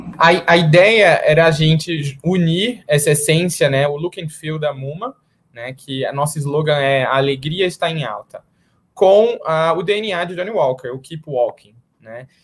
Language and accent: Portuguese; Recife, Pernambuco, Brazil; now in São Paulo, Brazil; Eu sou lá de Recife moro em São Paulo hoje, mas sou de Recife